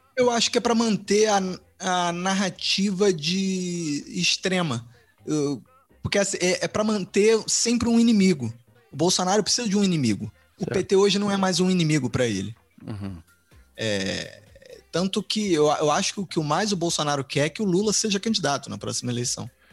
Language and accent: Portuguese; Brazil; quando eu era criança é, no Brasil